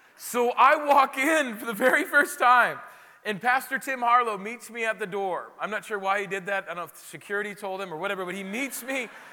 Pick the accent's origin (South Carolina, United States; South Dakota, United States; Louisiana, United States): South Dakota, United States; Rapid City; moved away as an adult; also born or lived in Chicago; I'm from Rapid City, South Dakota, which is known for Mount Rushmore, and that's about it